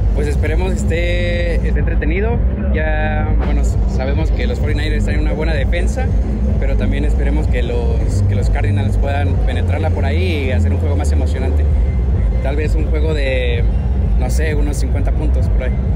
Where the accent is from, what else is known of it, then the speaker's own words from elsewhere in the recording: Oaxaca, Mexico; Somos de Oaxaca